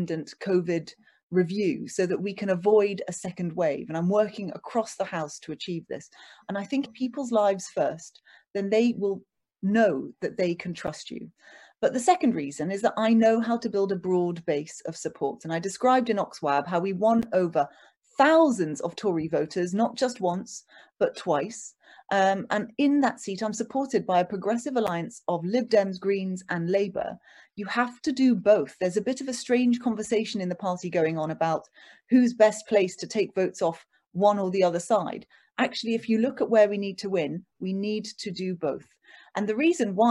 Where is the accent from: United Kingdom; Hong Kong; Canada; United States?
United Kingdom; London; also born or lived in Oxford; I was born in London